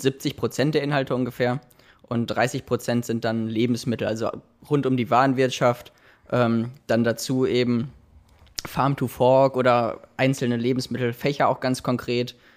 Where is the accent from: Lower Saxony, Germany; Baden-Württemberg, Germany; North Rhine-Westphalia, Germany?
North Rhine-Westphalia, Germany; Dortmund; moved away as an adult; also born or lived in Bochum / Münsterland / Heilbronn; now in Ludwigshafen, Germany; ich komme gebürtig aus Dortmund und ähm, von daher bin ich am Wochenende auch mal in der Heimat